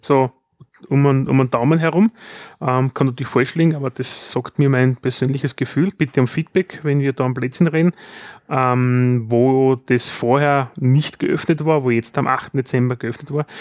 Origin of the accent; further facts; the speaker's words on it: Styria, Austria; bei uns in der Steiermark